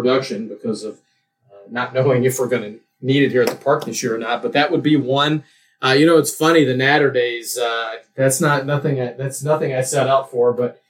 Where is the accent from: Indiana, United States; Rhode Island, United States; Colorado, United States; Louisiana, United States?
Louisiana, United States; You know, I'm from Louisiana, and Abita beer is from Abita Springs